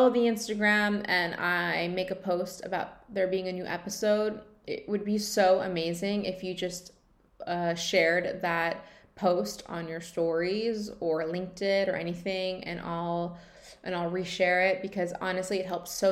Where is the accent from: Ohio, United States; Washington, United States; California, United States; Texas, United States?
California, United States; moved away; we're both from California